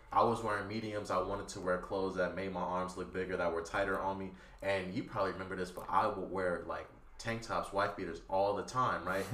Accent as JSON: {"language": "English", "town": "Compton", "region": "California", "country": "United States", "tie": "born or raised there", "said": "I'm from Compton too"}